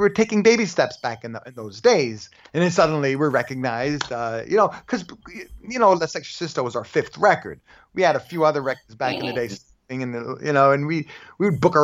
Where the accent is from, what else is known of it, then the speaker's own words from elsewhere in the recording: New York City, New York, United States; moved away as an adult; also born or lived in Los Angeles; I grew up in Park Slope